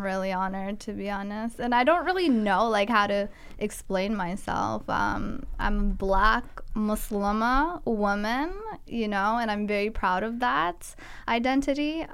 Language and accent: English; Guelph, Ontario, Canada; I grew up in Guelph where it was hard to come across representation in terms of blacks